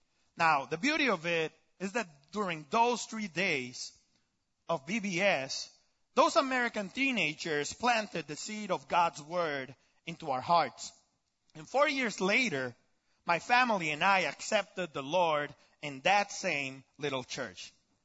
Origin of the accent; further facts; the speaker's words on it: Tijuana, Baja California, Mexico; English is a second language; moved away; I was born and raised in Tijuana, Mexico. So you can say that I grew up pretty much with no exposure to diversity. For everyone down there is Mexican.